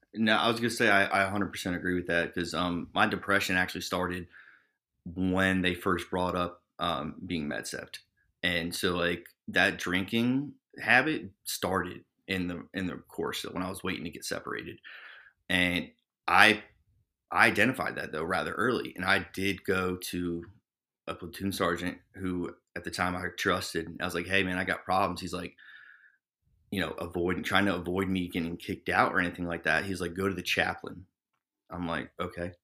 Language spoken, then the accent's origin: English; Trenton, New Jersey, United States; born and raised in New Jersey, um, you know, Trenton